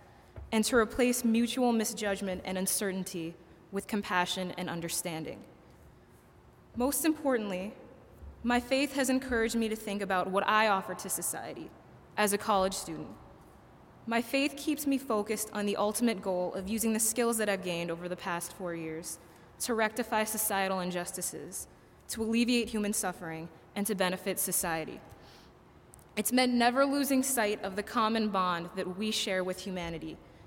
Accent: United States; Growing up in a South Asian community, I had developed an understanding of Islam that was culturally specific and didn't always accord with my situation as an American.

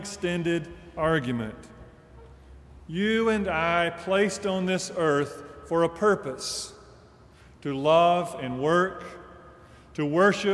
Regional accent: Deep South, United States; as a child growing up in the Deep South

